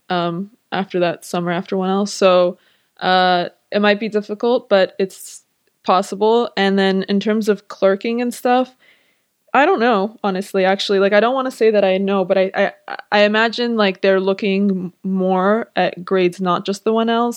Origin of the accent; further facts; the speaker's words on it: Los Angeles, California, United States; moved away as an adult; now in New York, United States; I'm from Los Angeles, so I thought I was gonna stay in L